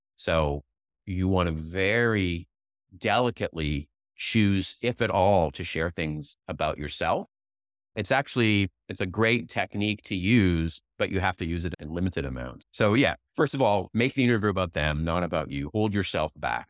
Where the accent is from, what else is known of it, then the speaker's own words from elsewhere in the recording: Canada; also born or lived in Vancouver; now in Silicon Valley, United States; I'm Canadian